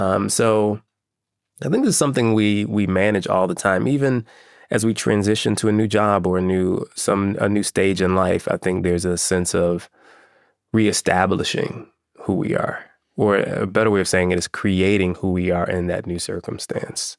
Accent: Chicago, Illinois, United States; I grew up in Chicago

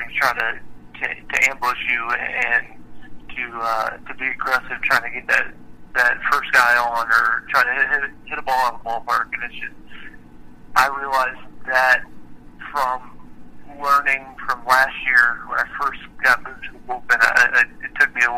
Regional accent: Richmond, Virginia, United States; I'm originally from Richmond, Virginia

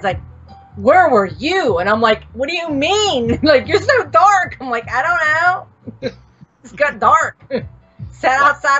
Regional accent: Pittsburgh, Pennsylvania, United States; a lot of people will make fun of my accent sometimes because I'm from Pittsburgh, Pennsylvania.

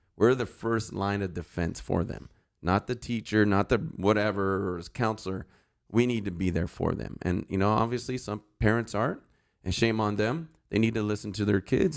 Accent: Santa Clarita, California, United States; also born or lived in San Fernando Valley, California / Sylmar / Granada Hills / Northridge; I grew up in Santa Clarita.

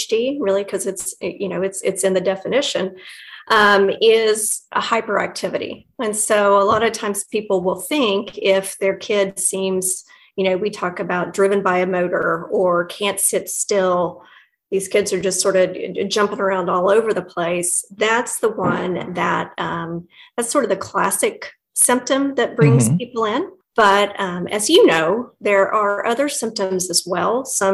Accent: Midwest City, Oklahoma, United States; I grew up in Midwest City with your wonderful host here

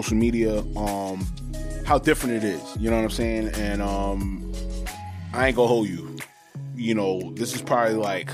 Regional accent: New York City, New York, United States; also born or lived in Harlem, New York / Laurelton, Queens, New York; I'm from Harlem. I'm from fucking Laurelton, Queens, New York.

